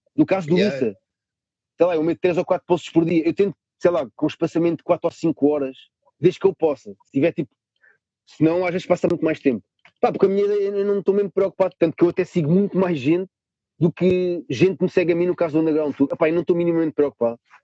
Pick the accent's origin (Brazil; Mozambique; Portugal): Portugal; Lisbon; Eu sou de Lisboa